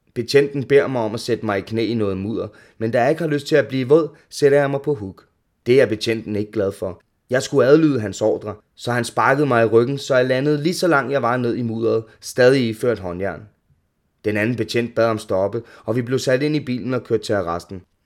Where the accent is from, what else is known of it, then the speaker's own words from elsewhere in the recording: Ishøj, Capital Region of Denmark, Denmark; er opvokset i Ishøj med min mor, to søskende og stefar.